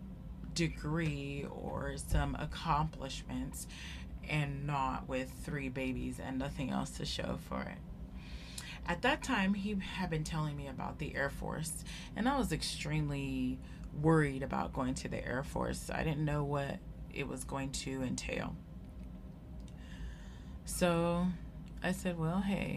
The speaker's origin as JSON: {"language": "English", "town": "Sacramento", "region": "California", "country": "United States", "tie": "born or raised there", "said": "from Sacramento, California, and that's where I grew up. That's where I was born, and I went to high school there."}